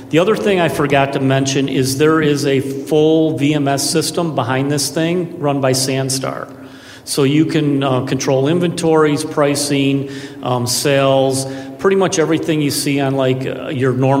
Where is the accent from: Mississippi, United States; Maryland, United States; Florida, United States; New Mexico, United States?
Florida, United States; I'm from Florida too.